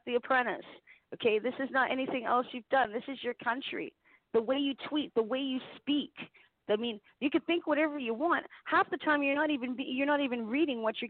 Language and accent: English; Canada; I'm Canadian